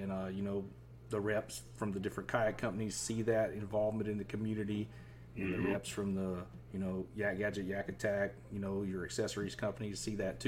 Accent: Southeast Georgia, United States; moved away; I grew up in Southeast Georgia

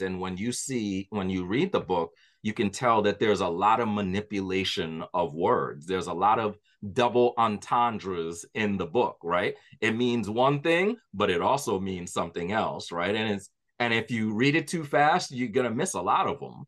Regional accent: New York, United States; my history growing up in New York

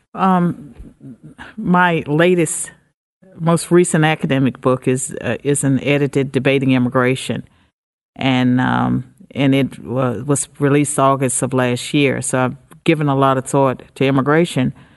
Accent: United States; I'm an American

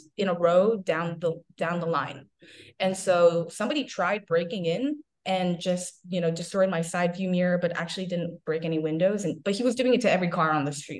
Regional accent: East Coast, United States; moved away; also born or lived in Midwest / California; I grew up on the East Coast

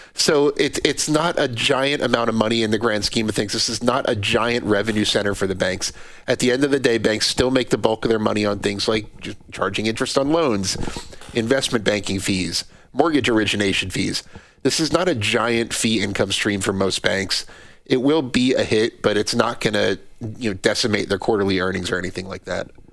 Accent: New Jersey, United States; I'm from New Jersey

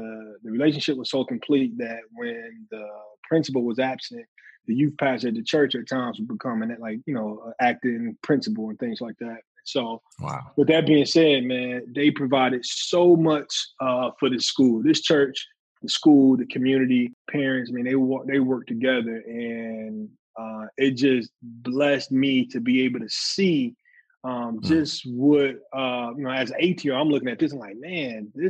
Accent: Detroit, Michigan, United States; I was born and raised in Detroit, Michigan

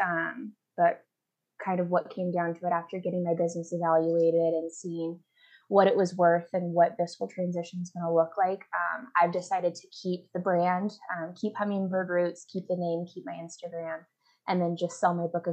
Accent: about an hour south of Portland, Oregon, United States; moved away as an adult; now in Denver, United States; I'm from about an hour south of Portland

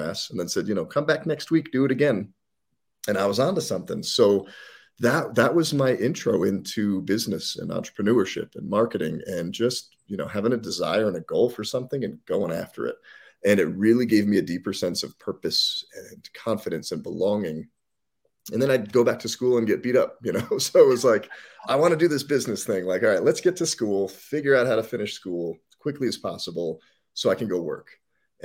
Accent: New Jersey, United States; moved away; also born or lived in Colorado; We moved from Jersey to Colorado

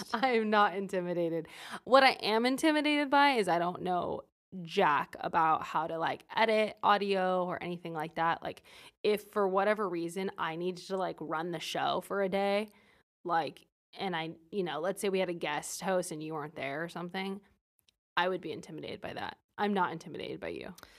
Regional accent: Fresno, California, United States; I'm from Fresno, California

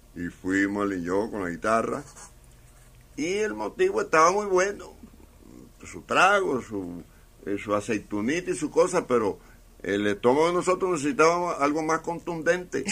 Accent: Cuba; salimos de Cuba a mediodía

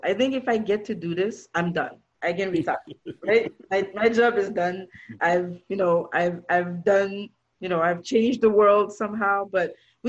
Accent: Toronto, Ontario, Canada; But listen, I'm from Canada. I'm from Toronto.

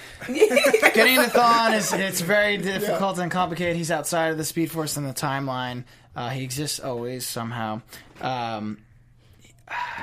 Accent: East Coast, United States; moved away; I'm from the East Coast

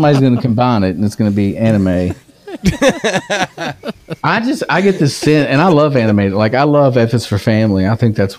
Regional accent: Woodford County, Kentucky, United States; I grew up in Woodford County

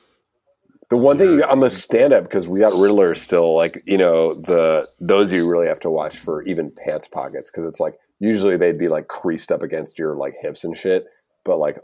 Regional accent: Boston, Massachusetts, United States; I'm from Boston

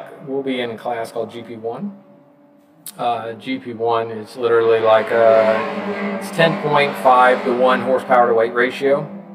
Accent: Atlanta, Georgia, United States; also born or lived in Tampa / Las Vegas; Originally from Atlanta

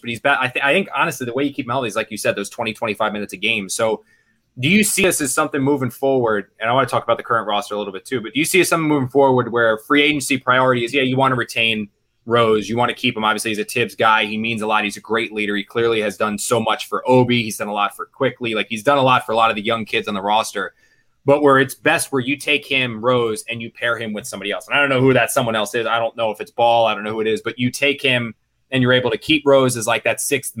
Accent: Philadelphia, Pennsylvania, United States; I grew up in the Philly area

